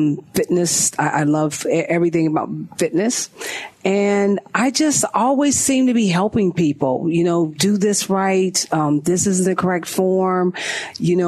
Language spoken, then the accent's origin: English; Columbus, Ohio, United States; moved away as an adult; also born or lived in Pittsburgh / Germany; now in Atlanta, United States; I was born and raised in Columbus, Ohio